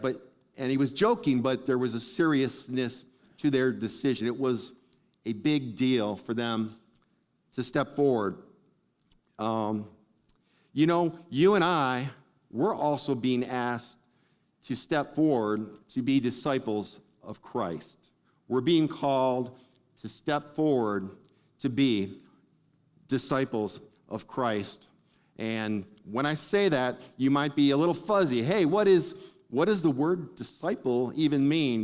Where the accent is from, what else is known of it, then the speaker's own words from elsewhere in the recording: Detroit, Michigan, United States; I grew up in Detroit